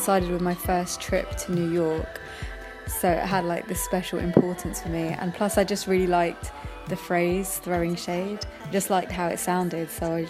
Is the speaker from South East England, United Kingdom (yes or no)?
no; London, United Kingdom; I'm a Londoner born and bred